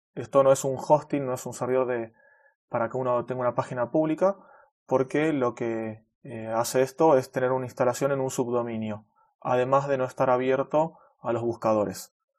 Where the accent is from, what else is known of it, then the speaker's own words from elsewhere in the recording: Buenos Aires, Argentina; Soy de Argentina, de Buenos Aires